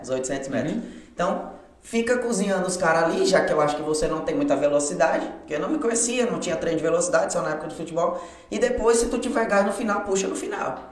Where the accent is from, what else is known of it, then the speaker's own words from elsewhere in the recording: Porto Velho, Rondônia, Brazil; moved away as an adult; now in João Pessoa, Brazil; É, nascido e crescido lá em Porto Velho e seis anos eu moro aqui em João Pessoa